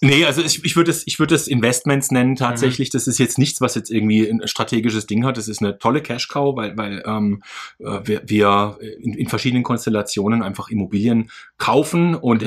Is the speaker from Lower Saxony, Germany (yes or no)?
no; Karlsruhe, Baden-Württemberg, Germany; ich bin fünfundzwanzig Jahre alt, ich komme aus Karlsruhe